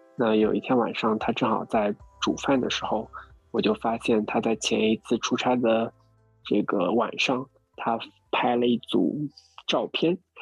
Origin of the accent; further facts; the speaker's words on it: Jiangsu, China; now in Shanghai, China; 我江苏人